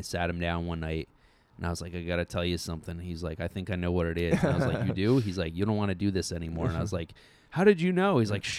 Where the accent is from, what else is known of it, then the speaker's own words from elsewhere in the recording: Ridgefield, Connecticut, United States; I grew up in Connecticut.